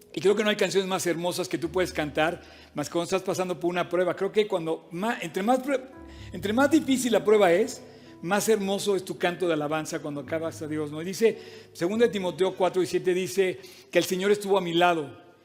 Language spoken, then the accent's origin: Spanish; Mexico; un mexicano que no habla una gota de francés